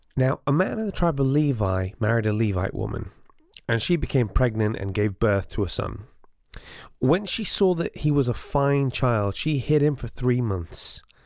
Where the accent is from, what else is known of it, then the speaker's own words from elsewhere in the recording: North Wales, United Kingdom; There wasn't a large Jewish population growing up in North Wales